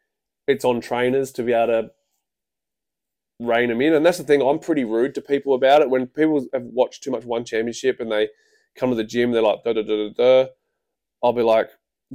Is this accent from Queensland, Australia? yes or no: yes; Queensland, Australia; I'm from Queensland, sorry to hear, and I'm struggling to find fights.